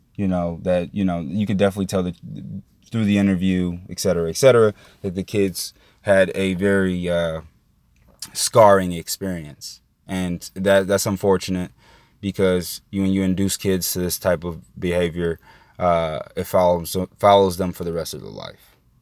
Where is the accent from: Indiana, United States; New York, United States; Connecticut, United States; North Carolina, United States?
Indiana, United States; now in Florida, United States; I'm from Indiana.